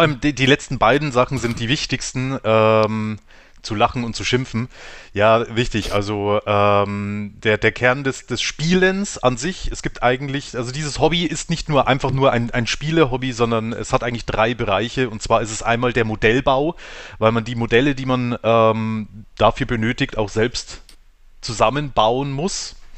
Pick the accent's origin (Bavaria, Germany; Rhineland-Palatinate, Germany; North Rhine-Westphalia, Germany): Bavaria, Germany; Weiden; Wie äh, die meisten von uns auch aus Weiden